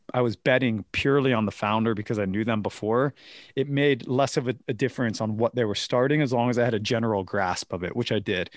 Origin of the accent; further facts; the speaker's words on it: United States; moved away; growing up in America